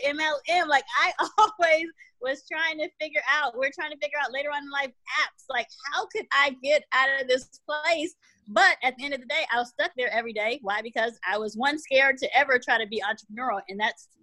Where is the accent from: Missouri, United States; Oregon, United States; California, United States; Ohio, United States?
California, United States; also born or lived in Washington, D.C.; my mom and I moved to California when I was about 7